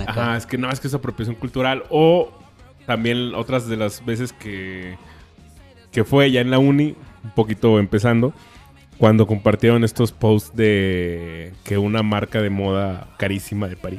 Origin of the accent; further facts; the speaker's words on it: Mexico; hay cosas que disfruto de ser mexicano